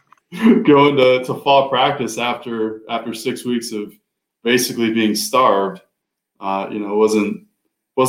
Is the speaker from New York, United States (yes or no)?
no; Hudson, Ohio, United States; I grew up in Hudson, Ohio, which is about a half hour south of Cleveland